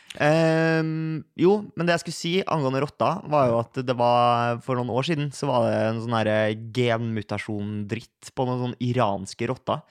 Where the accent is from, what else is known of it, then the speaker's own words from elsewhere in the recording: Oslo, Norway; jeg, kom fra Majorstua